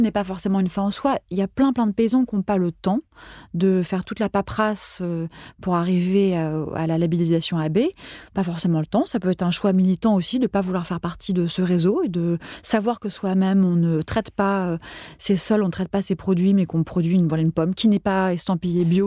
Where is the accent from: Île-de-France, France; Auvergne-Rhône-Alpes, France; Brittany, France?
Île-de-France, France; Paris; also born or lived in Switzerland; J'ai grandi mes premières années en Suisse, jusqu'à l'âge de 6 ans. Puis, euh, mon, enfin, mon père bossait en Suisse. Puis, on est venu vivre à Paris. Et j'ai grandi à Paris